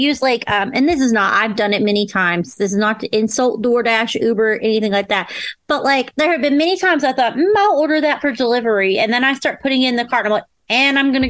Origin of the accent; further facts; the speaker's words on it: Florida, United States; I was born in Florida.